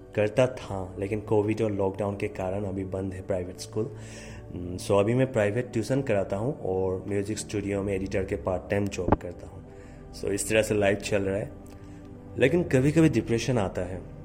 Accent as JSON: {"language": "Hindi", "region": "Assam", "country": "India", "also_born_or_lived": "Guwahati", "said": "मैं आसाम से हूँ गुवाहाटी में रहता हूँ"}